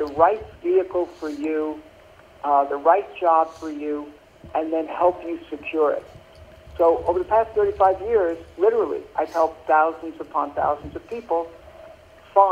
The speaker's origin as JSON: {"language": "English", "town": "New York City", "region": "New York", "country": "United States", "tie": "born or raised there", "said": "I grew up in Brooklyn, New York"}